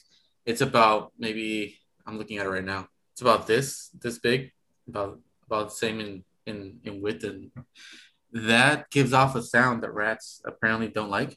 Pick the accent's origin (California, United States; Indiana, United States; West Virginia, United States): California, United States; Sacramento; I grew up in South Sac